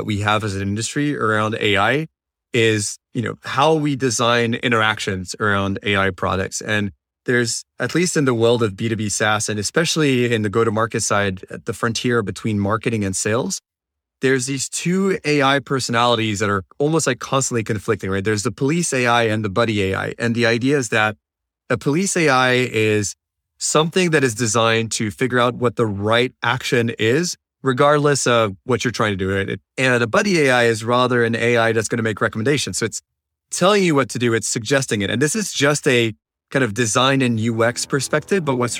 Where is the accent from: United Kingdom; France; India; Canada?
France; moved away as an adult; now in United States; And fortunately enough, I was able to find a job in the US because I come originally from France.